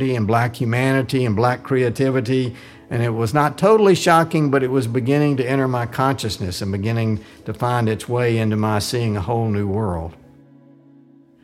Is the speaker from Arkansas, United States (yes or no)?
yes; Arkansas, United States; moved away; growing up in Arkansas.